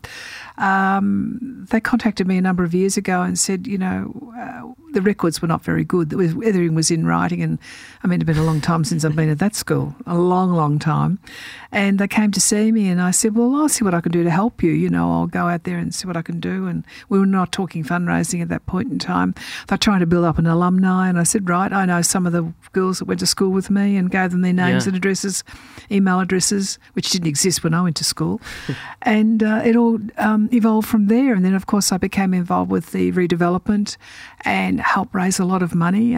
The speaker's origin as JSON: {"language": "English", "town": "Melbourne", "region": "Victoria", "country": "Australia", "tie": "born or raised there", "also_born_or_lived": "Bairnsdale, Victoria", "said": "I was born in Bairnsdale at the Bairnsdale Hospital"}